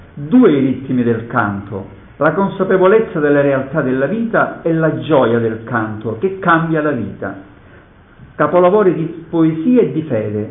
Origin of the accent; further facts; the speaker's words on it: Calabria, Italy; come calabrese